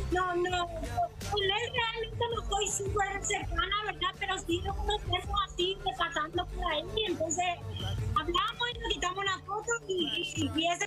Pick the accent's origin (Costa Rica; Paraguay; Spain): Paraguay; como paraguayos al viajar, al menos los paraguayos que viajan son súper trabajadores.